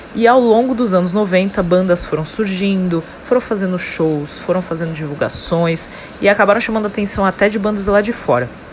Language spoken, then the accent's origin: Portuguese; Santos, São Paulo, Brazil; daqui da minha cidade natal, daqui de Santos, litoral de São Paulo